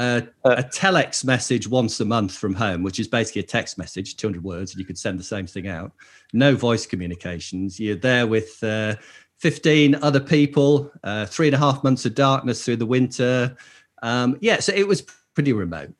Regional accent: Lake District, North West England, United Kingdom; I grew up in the Lake District

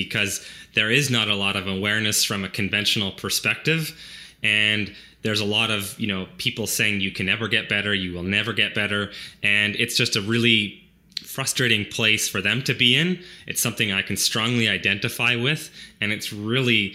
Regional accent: Chilliwack, British Columbia, Canada; But I grew up on a small dairy farm in Chilliwack

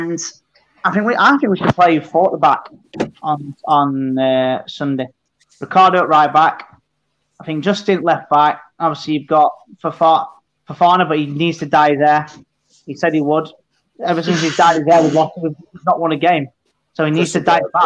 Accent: Sheffield, Yorkshire and the Humber, United Kingdom; I'm from Sheffield

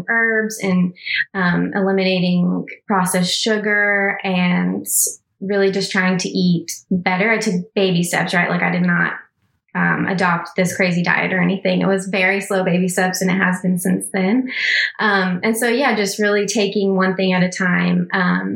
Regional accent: Texas, United States; growing up in Texas, in a very rural conservative town family

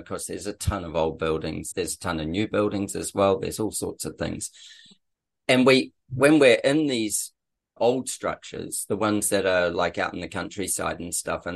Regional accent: New Zealand; now in Australia; I'm a Kiwi

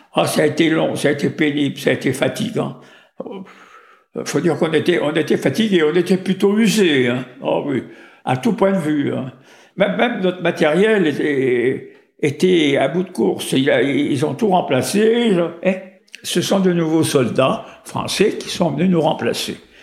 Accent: Vénissieux, Auvergne-Rhône-Alpes, France; also born or lived in Lyon; je suis né à Lyon, dans le deuxième arrondissement

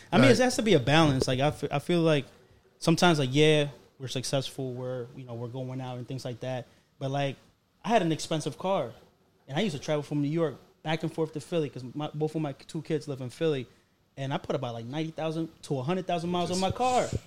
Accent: Colombia; moved away; I come from Colombia.

